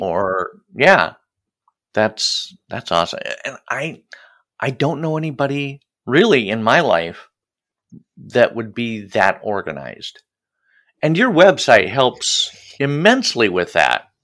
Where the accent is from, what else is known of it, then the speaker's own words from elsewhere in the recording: Midwest, United States; as a Midwesterner